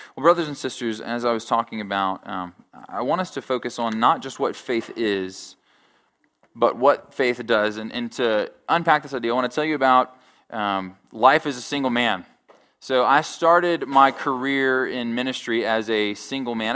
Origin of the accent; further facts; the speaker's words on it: Alabama, United States; moved away; I'm originally from Alabama